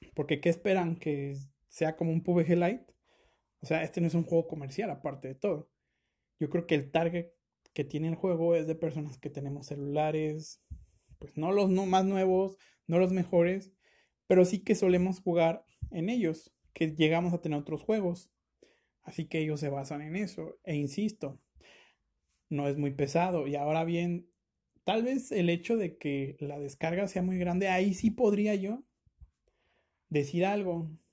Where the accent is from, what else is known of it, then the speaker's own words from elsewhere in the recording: Mexico; yo como mexicano